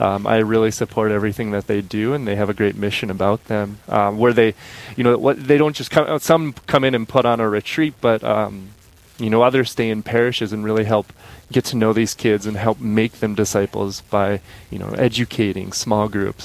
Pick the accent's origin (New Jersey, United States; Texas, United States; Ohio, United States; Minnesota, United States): Minnesota, United States; Crookston; now in Fargo, United States; I grew up in Crookston, Minnesota